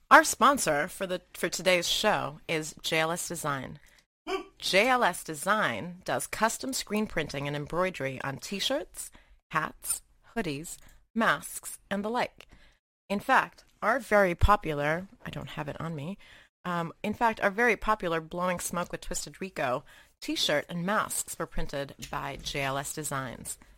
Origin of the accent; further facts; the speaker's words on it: Malaysia; so I grew up in Asia, right? Uh, I spent a lot of like my uh, developing years in Malaysia and all of that.